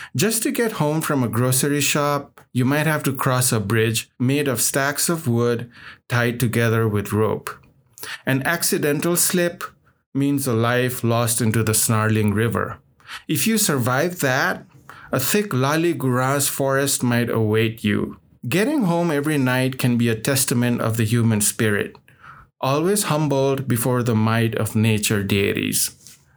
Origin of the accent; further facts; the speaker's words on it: Nepal; moved away as an adult; now in Salt Lake City, United States; I grew up in Nepal, and oftentimes when people find out that I'm from Nepal